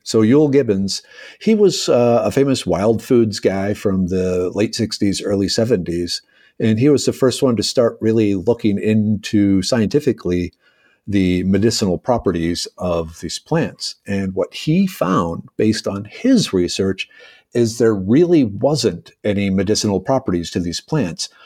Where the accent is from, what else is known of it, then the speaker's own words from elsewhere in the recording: Minnesota, United States; now in Houston, United States; a small farm town kid from Minnesota originally.